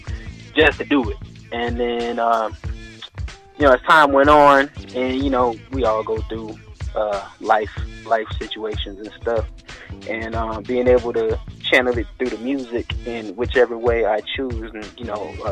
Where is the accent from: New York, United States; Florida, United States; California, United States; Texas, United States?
California, United States; also born or lived in Philadelphia, United States / Japan; Of course, I was born in Philadelphia. Went to Japan for like 2 years, mm-hmm. and then unlike most families, you know, we settled down here in California like 1994